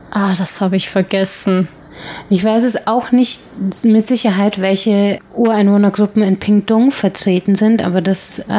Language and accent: German; Regensburg, Bavaria, Germany; now in Taiwan; wir haben das in Regensburg, wo ich herkomme, teilweise im Dom schon noch gemacht